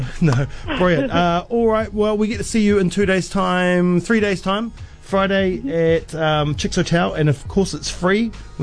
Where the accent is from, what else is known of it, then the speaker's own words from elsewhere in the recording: New Zealand; my hometown